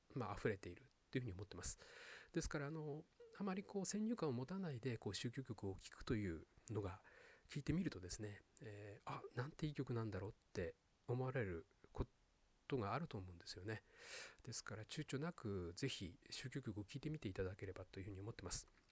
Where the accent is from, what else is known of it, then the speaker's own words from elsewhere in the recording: Sapporo, Hokkaido, Japan; moved away; 私はですね北海道札幌出身